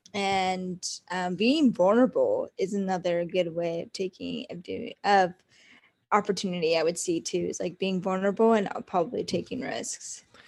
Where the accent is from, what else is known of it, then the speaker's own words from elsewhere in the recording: Watsonville, California, United States; moved away as an adult; also born or lived in San Francisco, United States; now in Orange County, United States; I am actually from Watsonville, California